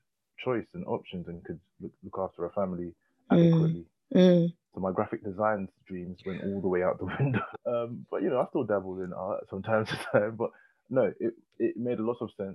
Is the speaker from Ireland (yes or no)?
no; London, United Kingdom; also born or lived in Leytonstone; I grew up in Hackney, and I went to a Hackney primary school, and then moved further east to Leytonstone